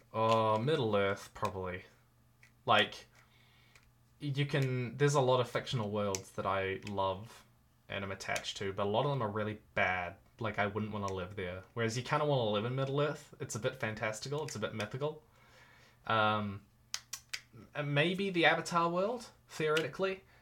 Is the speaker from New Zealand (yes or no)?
yes; New Zealand; I'm a New Zealander at heart. I love living here. It is my home.